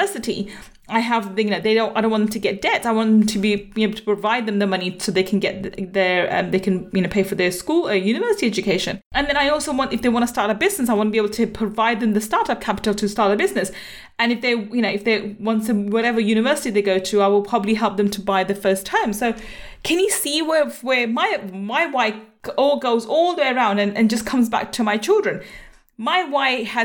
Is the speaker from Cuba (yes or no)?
no; Manchester, North West England, United Kingdom; now in London, United Kingdom; I have lots of family there and I was born in Manchester too.